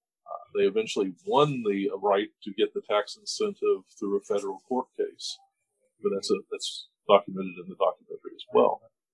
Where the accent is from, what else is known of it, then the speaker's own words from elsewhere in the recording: Lexington, Kentucky, United States; also born or lived in Dallas, Texas; I grew up here in Lexington, Kentucky. I'm a native of the area. I've left a few times over the years with different employment opportunities.